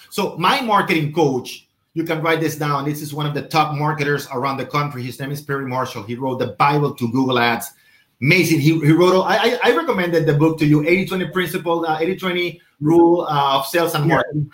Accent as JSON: {"language": "English", "country": "Venezuela", "moved": "yes", "said": "I'm from Venezuela"}